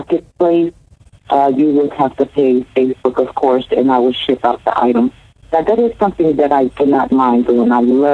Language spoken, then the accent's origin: English; Fayetteville, North Carolina, United States; I am originally from Fayetteville, North Carolina